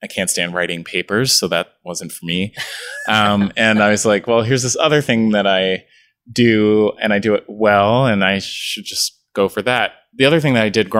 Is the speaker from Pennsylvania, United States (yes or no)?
yes; Philadelphia, Pennsylvania, United States; also born or lived in Pittsburgh; I grew up born and raised in Philadelphia, and that was, you know, I've never moved